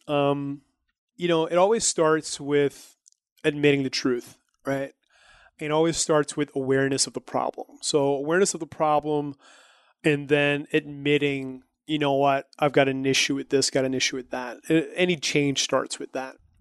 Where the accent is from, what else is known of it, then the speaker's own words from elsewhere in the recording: New Brunswick, Canada; I'm from New Brunswick, which is a province